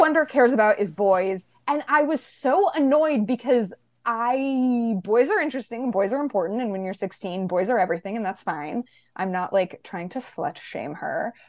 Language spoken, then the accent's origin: English; San Francisco, California, United States; moved away; my hometown is San Francisco, California